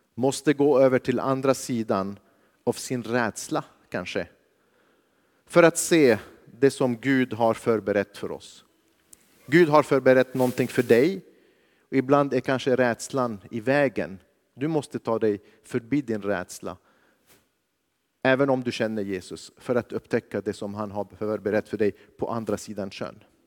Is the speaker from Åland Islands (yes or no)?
no; Lebanon; now in Sweden; jag kommer från Libanon, jag växte upp under kriget.